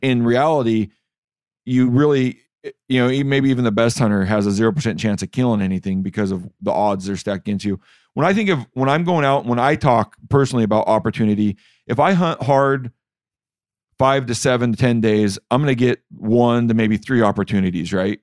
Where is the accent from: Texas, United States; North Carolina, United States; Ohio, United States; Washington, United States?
Washington, United States; When you're from Washington, like myself